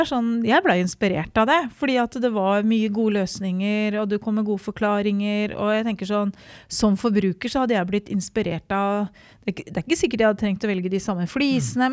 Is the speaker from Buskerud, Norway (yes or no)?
yes; Hokksund, Buskerud, Norway; fra Hokksund